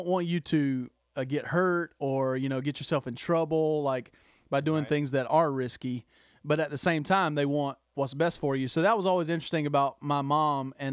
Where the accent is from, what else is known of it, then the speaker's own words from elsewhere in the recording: the South, United States; I grew up in, you're the same as me, Toby, but we grew up in the South